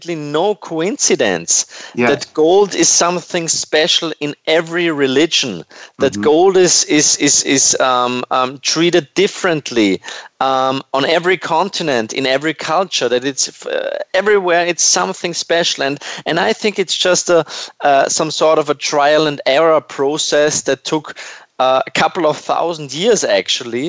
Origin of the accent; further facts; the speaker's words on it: Vienna, Austria; over here in Austria, where I was born and raised in Vienna